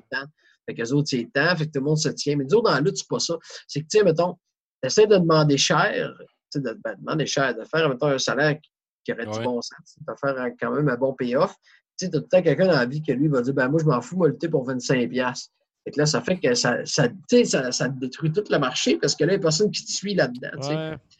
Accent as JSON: {"language": "French", "region": "Quebec", "country": "Canada", "said": "on vient du Québec"}